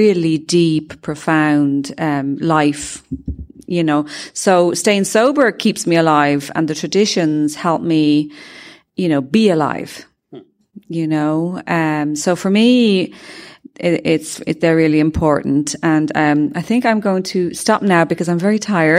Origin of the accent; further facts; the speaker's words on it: Ireland; I'm from Ireland